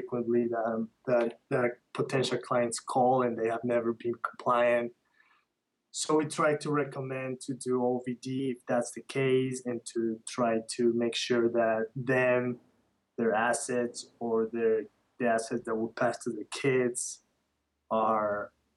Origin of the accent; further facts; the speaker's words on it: Quito, Pichincha, Ecuador; moved away; I was born and raised in the north side of Quito, and I love Ecuador.